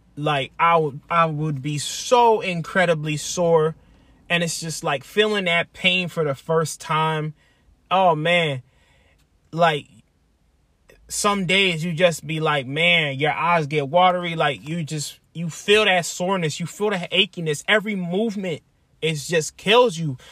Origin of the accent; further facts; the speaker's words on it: Lancaster, Pennsylvania, United States; moved away as an adult; I'm from Lancaster, Pennsylvania. Born and raised. I spent, what, twenty-seven years there